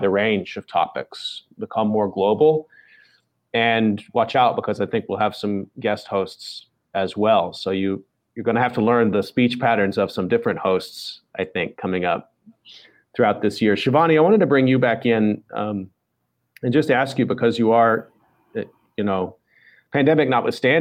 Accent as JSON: {"language": "English", "region": "Texas", "country": "United States", "said": "I'm from Texas and I talk a little bit more slowly"}